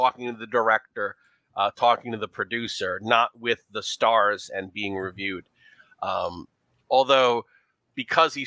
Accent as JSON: {"language": "English", "town": "New York City", "region": "New York", "country": "United States", "tie": "born or raised there", "also_born_or_lived": "Brooklyn", "accent": "New York", "said": "I was born in Brooklyn and raised in Queens. So this is my New York."}